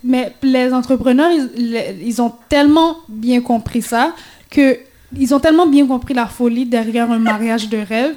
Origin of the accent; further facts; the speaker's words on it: Haiti; on est haïtien, puis on va rester haïtien pour toujours